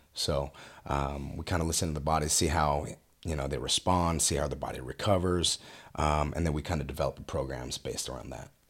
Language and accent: English; Westminster, California, United States; moved away as an adult; also born or lived in Fountain Valley, California; now in Murrieta, United States; born and raised in Westminster